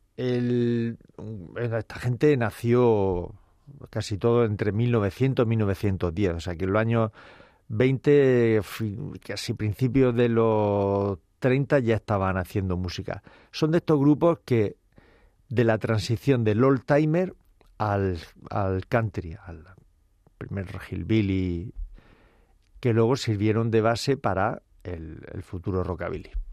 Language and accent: Spanish; Cartagena, Region of Murcia, Spain; moved away; como decimos por mi tierra, Cartagena, Murcia